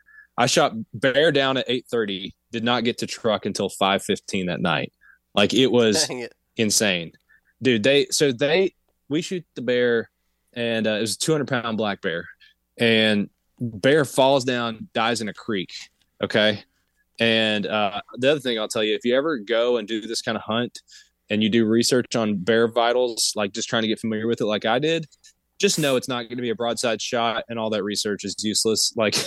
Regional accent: Appalachia, United States; I'm from Appalachia. I'm in Appalachia right now.

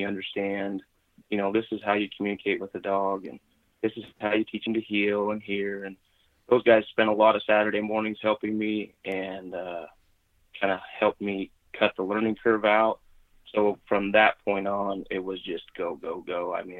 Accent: Utah, United States; I grew up in Southern Utah and I grew up fishing and hunting mule deer a lot as a young boy until I was about 10 or so.

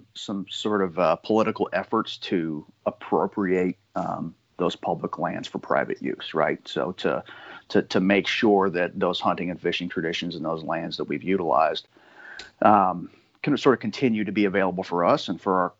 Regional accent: Southern Illinois, United States; moved away as an adult; also born or lived in Chicago; now in Cincinnati, United States; I'm actually from Southern Illinois, so I grew up kind of right on the Mississippi River

